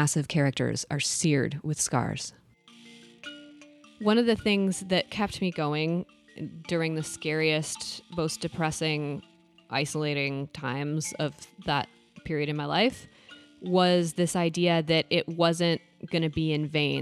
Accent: Boulder, Colorado, United States; moved away; back to Boulder, which was my hometown

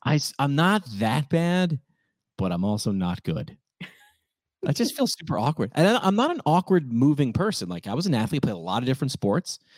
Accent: New York, United States; I'm a New Yorker

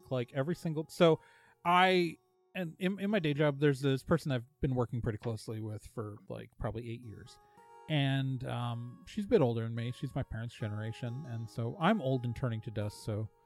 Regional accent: Milwaukee, Wisconsin, United States; also born or lived in Chicago, Illinois / Eau Claire, Wisconsin; I was born in Chicago, grew up in Milwaukee. And then I've spent a lot of my adult life in Eau Claire

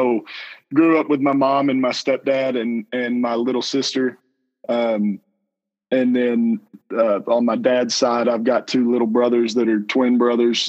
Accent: Lampasas, Texas, United States; also born or lived in Canton, Texas / Houston, Texas; I've born and raised in Texas from pre-K through my freshman year. I grew up here in Lampasas

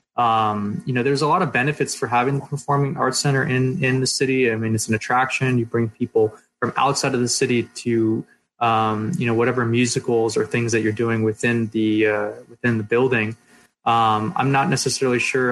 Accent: Poway, California, United States; we grew up in Poway

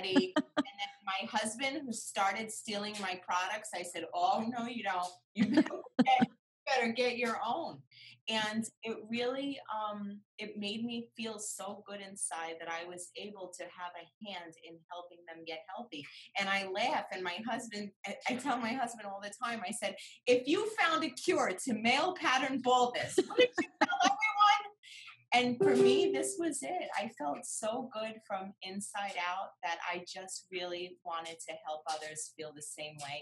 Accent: New York, United States; I'm from New York

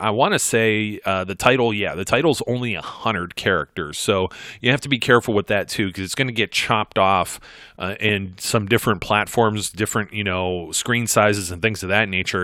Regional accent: Ohio, United States; I'm from Ohio, folks. We call it pop

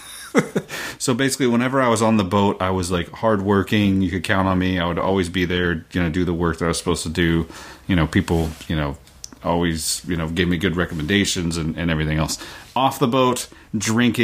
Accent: Oklahoma, United States; moved away as an adult; also born or lived in Massachusetts; now in Meadowdale, United States; I was born in Massachusetts, lived there until I was 5, moved to Oklahoma after

